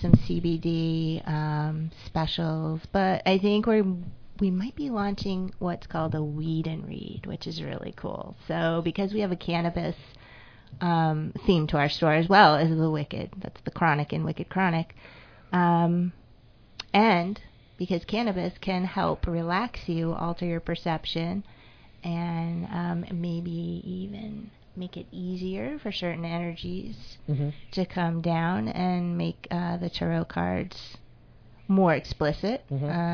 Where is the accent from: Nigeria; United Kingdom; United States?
United States; Holyoke, Massachusetts; I want to be in Holyoke. It's my hometown